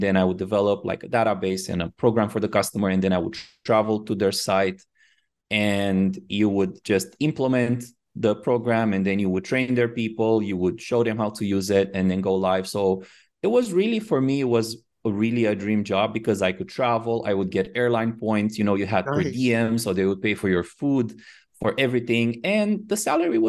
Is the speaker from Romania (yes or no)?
yes; Romania; moved away as an adult; also born or lived in Miami, United States; now in Phuket, Thailand; I was born in Romania and I moved to the U.S. when I was about 23. So quite after I finished school